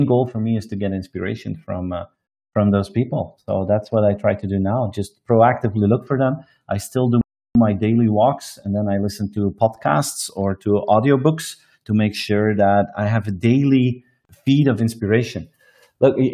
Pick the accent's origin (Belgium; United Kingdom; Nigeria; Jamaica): Belgium; I present it from my hometown here in Belgium every single day.